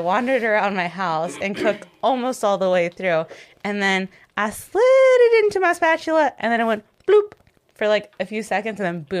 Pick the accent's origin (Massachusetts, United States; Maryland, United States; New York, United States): Maryland, United States; Baltimore